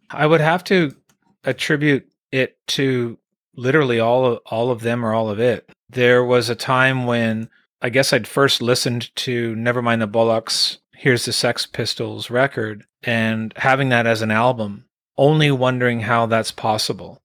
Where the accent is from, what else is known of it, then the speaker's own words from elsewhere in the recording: Quebec, Canada; also born or lived in Sherbrooke, Quebec / Calgary, Alberta; now in Vancouver Island, Canada; Born in Quebec, Elmer, Quebec, Elmer, Quebec was where I was raised, born in Sherbrooke. Moved out into Calgary, Alberta around nineteen